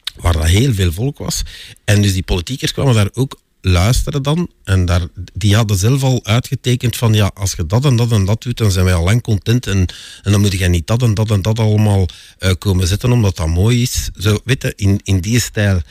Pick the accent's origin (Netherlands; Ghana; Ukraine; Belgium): Belgium; Sint-Genesius-Rode, Flanders; ik eh, ben geboren en getogen in Sint-Genesius-Schreuder, een faciliteitengemeente